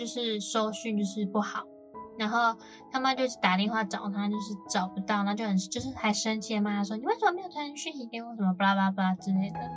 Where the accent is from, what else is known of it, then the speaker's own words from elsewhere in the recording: Kaohsiung, Taiwan; moved away as an adult; now in Taipei, Taiwan; 我是高雄人嘛嗯。然后我们都到台北读书